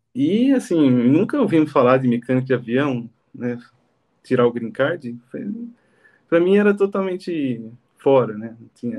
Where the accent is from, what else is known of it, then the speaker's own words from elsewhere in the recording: Jundiaí, São Paulo, Brazil; moved away as an adult; also born or lived in Campinas / Congo; E sou de Jundiaí, estudei em Campinas